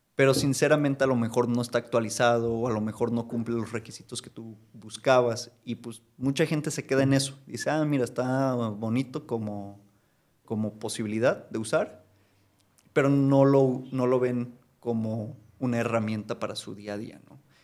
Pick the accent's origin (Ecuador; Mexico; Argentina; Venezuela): Mexico; como mexicanos